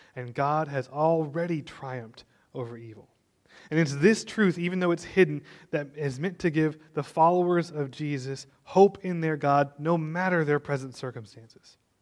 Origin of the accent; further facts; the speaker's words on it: Texas, United States; I know you're all proud to be a Texan. I am too. I was born and raised